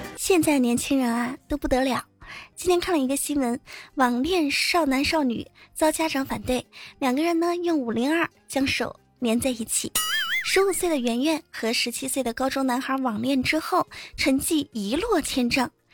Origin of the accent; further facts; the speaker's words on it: China; 我们中国人别的不会，吃倒是挺在行的